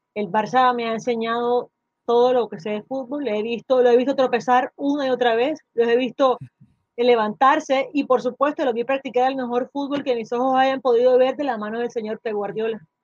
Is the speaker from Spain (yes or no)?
no; Colombia; aquí en mi país